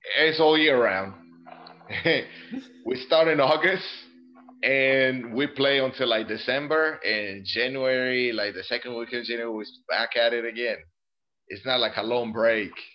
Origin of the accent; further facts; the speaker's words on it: Colombia; also born or lived in Greenville, South Carolina; now in Italy; I grew up in Colombia